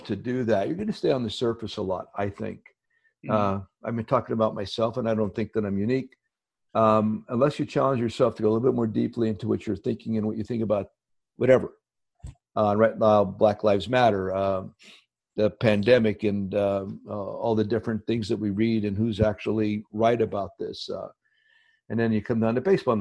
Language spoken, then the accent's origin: English; Hazleton, Pennsylvania, United States; moved away; Coal region, northeastern Pennsylvania. I had grown up there.